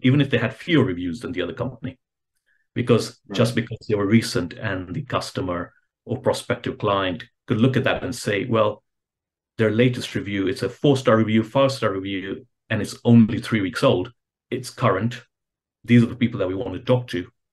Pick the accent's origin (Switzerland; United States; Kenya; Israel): Kenya; I'm originally from Kenya